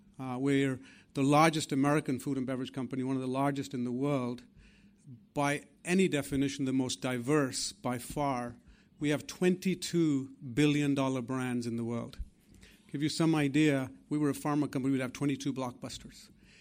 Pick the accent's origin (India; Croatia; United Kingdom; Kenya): United Kingdom; England; the wonderful companies and the institutions that I grew up with here in England